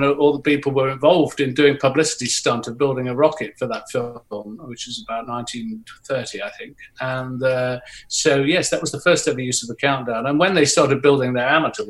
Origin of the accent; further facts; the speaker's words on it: Nottingham, East Midlands, United Kingdom; I was born in Nottingham, there were still bomb sites there